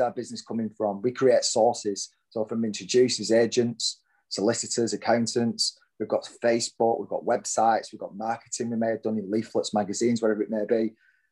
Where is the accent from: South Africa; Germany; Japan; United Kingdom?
United Kingdom; Lancashire, North West England; moved away as an adult; now in Hertfordshire, United Kingdom; I am surely born and bred in Lancashire